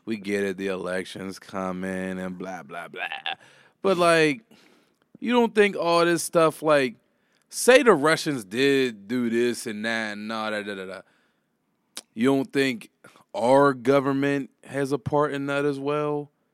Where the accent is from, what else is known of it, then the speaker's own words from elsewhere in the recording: Homewood, United States; I grew up in Homewood, like, I'm in the hood